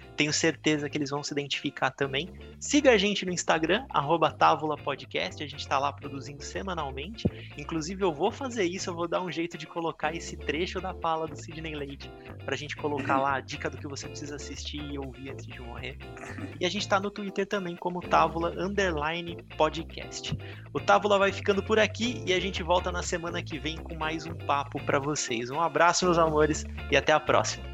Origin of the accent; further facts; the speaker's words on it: São Paulo, Brazil; Eu morei minha vida inteira na Barra Funda, aqui em São Paulo